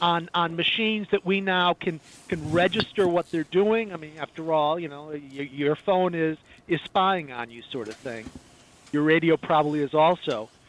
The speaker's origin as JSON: {"language": "English", "town": "Chicago", "region": "Illinois", "country": "United States", "tie": "born or raised there", "moved": "yes", "lives_now": "Florida, United States", "said": "I grew up in the Midwest. I grew up in the Chicago area"}